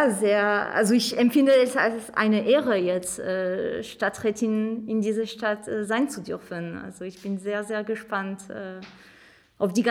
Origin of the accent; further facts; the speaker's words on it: France; German is a second language; moved away as an adult; now in Magdeburg, Germany; wie man ein bisschen raushört, weil das ist schwer zu verstecken, ich komme ursprünglich äh, aus Frankreich, bin aber bin nach Magdeburg 2008 gezogen zum Studieren hier an der Hochschule Magdeburg-Stendal.